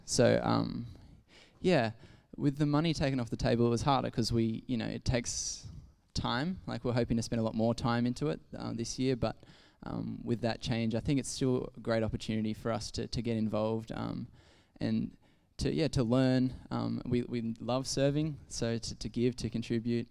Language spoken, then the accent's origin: English; Ballina, New South Wales, Australia; moved away as an adult; I grew up in Ballina in New South Wales, which is a bit is a country coastal town